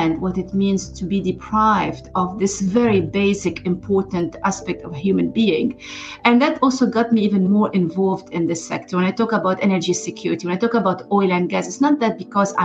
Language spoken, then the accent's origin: English; Lebanon; moved away as an adult; I'm originally from Lebanon and I was born and grew up during the Civil War.